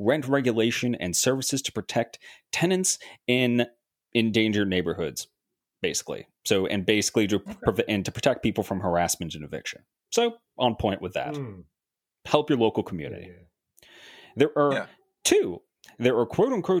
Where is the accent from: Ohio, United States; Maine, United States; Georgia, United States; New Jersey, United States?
New Jersey, United States; I live in a city. I'm from New Jersey.